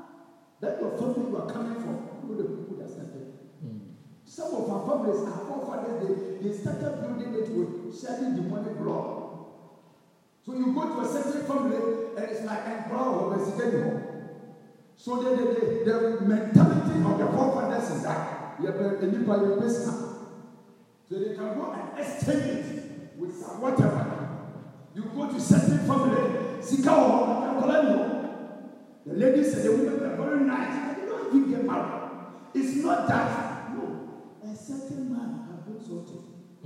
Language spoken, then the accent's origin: English; Kenya; So you and I, being a Kenyan at this time, if you also want an expatriate to come, you want want to go, then we all must come together and build a nation.